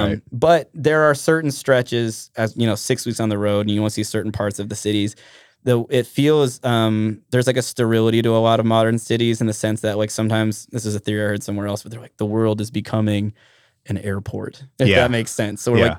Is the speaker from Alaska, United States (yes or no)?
yes; Trapper Creek, Alaska, United States; also born or lived in Minnesota / Talkeetna; I grew up in Trapper Creek.